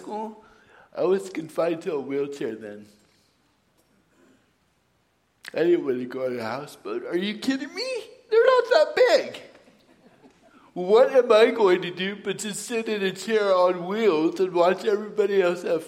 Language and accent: English; Suisun City, California, United States; moved away as an adult; I was born and raised in Susun City.